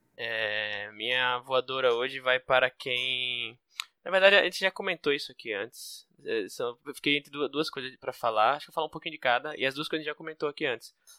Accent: Northeast Brazil, Brazil; eu sou nordestino

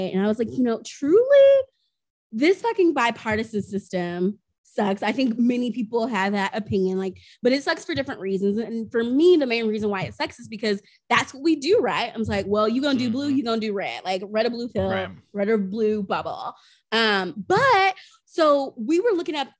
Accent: the South, United States; I grew up in the South

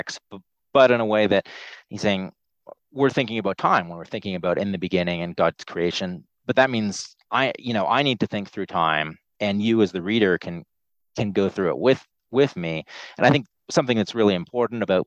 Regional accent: Canada; moved away; there's the part of my childhood where I was growing up in Canada

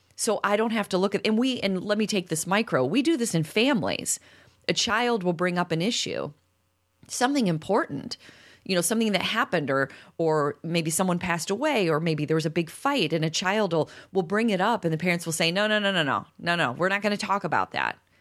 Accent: Chicago, Illinois, United States; I'm from Chicago

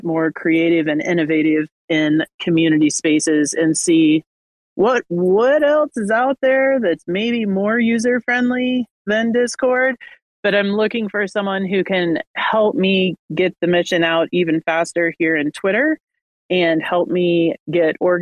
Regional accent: Kansas, United States; I am from Kansas and have a lot of family in the South

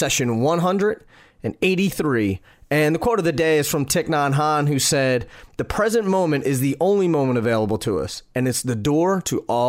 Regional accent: Pennsylvania, United States; moved away; my home state of Pennsylvania and all these, and, you know, I moved out of it.

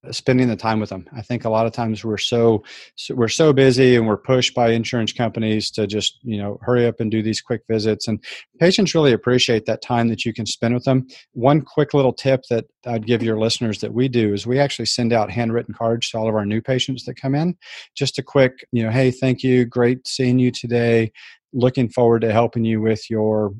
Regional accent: San Antonio, Texas, United States; I grew up in San Antonio, Texas

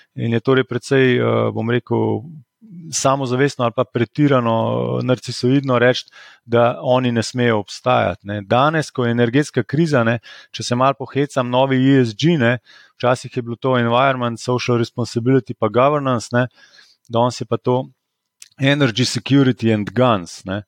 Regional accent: Slovenia

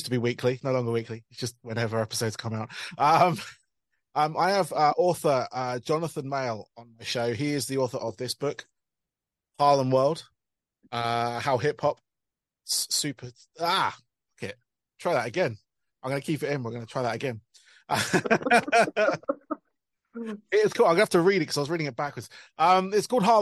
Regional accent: United Kingdom; being British

